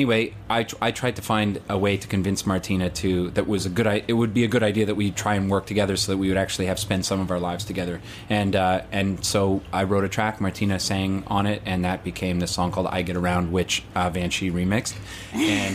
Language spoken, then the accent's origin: English; Toronto, Ontario, Canada; moved away as an adult; now in London